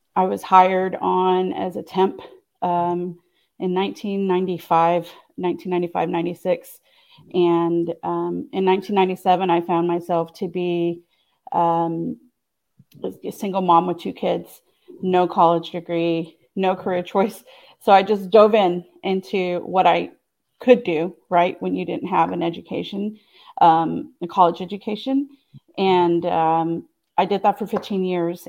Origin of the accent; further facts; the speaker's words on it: Austin, Texas, United States; me growing up in the Austin area